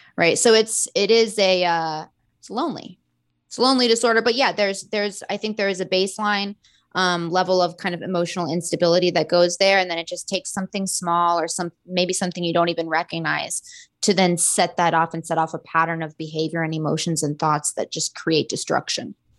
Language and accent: English; Florida, United States; I'm from Florida